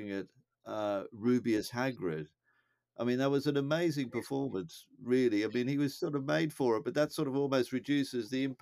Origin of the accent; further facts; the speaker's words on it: United Kingdom; moved away; We haven't lost our Britishness. We're still British